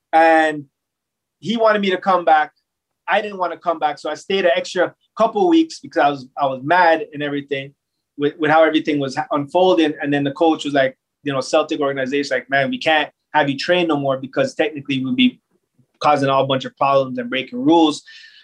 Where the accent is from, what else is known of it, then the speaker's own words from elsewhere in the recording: Toronto, Ontario, Canada; in my hometown